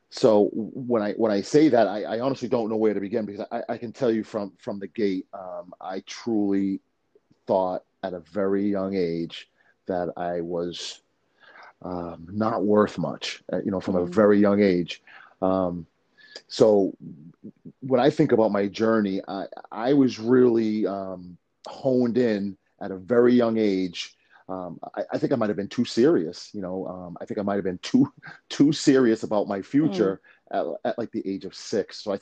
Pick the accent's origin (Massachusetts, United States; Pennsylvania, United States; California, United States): Massachusetts, United States; Leominster; also born or lived in Queens, New York; My mother moving her family, her three kids to Massachusetts